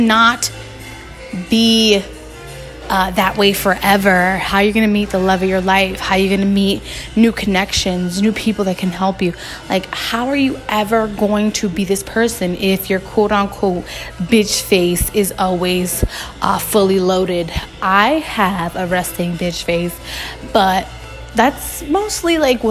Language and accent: English; Newark, New Jersey, United States; I'm from Newark. We love to just chill and hang outside